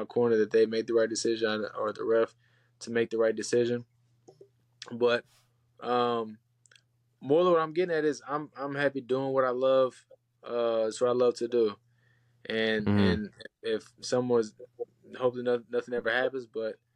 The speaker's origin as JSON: {"language": "English", "town": "Killeen", "region": "Texas", "country": "United States", "tie": "born or raised there", "also_born_or_lived": "Houston", "moved": "yes", "said": "coming from Killeen"}